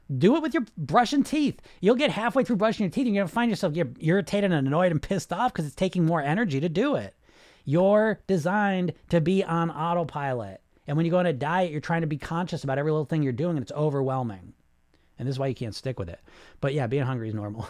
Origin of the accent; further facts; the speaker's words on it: New England, United States; I'm from New England